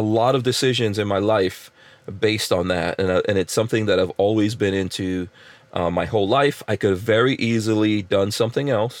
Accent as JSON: {"language": "English", "town": "New York City", "region": "New York", "country": "United States", "tie": "born or raised there", "said": "growing up in New York"}